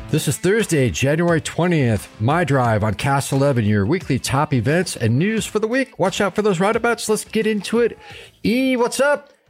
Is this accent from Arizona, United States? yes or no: yes; Chino Valley, Arizona, United States; It was Chino Valley, my hometown